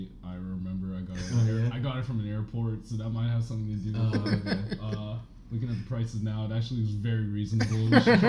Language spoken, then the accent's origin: English; Tampa, Florida, United States; moved away as an adult; now in Atlanta, United States; So I grew up, born and raised in Tampa, Florida. Not much to do in Tampa, Florida. Went up to ATL for college